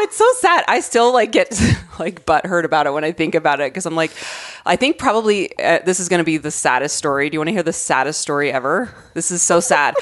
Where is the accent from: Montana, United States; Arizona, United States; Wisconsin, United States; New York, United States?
Arizona, United States; growing up in Arizona